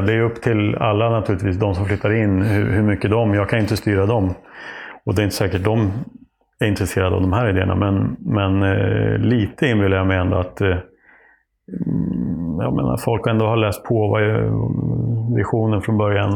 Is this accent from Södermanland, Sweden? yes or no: yes; Oxelösund, Södermanland, Sweden; also born or lived in Nyköping / Trosa; vi hade någon trädkoja i Oxelösund där jag växte upp